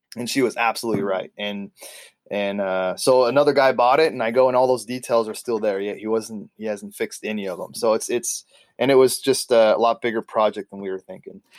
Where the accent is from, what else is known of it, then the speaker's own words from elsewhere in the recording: California, United States; moved away as an adult; now in Ketchikan, United States; here I am from California